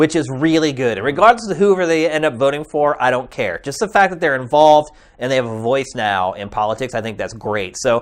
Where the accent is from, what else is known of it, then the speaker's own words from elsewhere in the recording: Pennsylvania, United States; I grew up in Pennsylvania where everything was just kind of vanilla